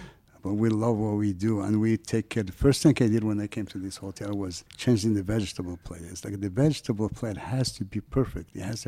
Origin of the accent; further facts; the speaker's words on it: Morocco; if you have the little French accent, even though I'm from Morocco.